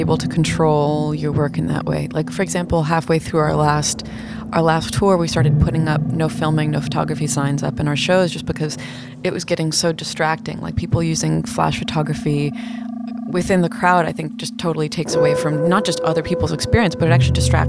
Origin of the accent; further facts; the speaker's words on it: New York, United States; being a New Yorker